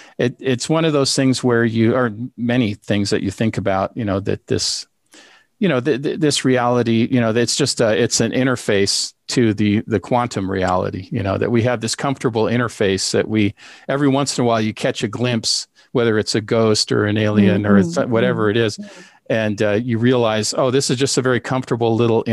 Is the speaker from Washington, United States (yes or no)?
yes; Seattle, Washington, United States; we grew up together in Seattle with immigrant parents.